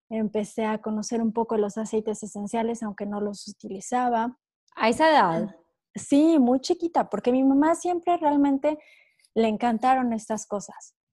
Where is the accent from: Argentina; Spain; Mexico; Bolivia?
Mexico; moved away as an adult; now in France; Yo soy mexicana, nací en México y llevo ya casi 12 años viviendo en Francia.